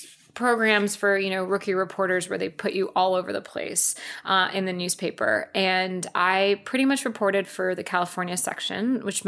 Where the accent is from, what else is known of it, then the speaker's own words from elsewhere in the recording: São Paulo, Brazil; moved away as an adult; also born or lived in South Dakota; now in United States; So I grew up there until I was 18. I was born in, of all places, South Dako